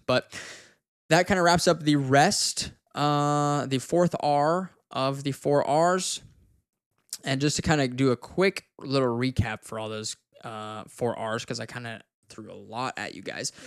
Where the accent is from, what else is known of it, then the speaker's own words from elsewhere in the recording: Wyoming, United States; I'm from Wyoming and it's, like, two hours from where I grew up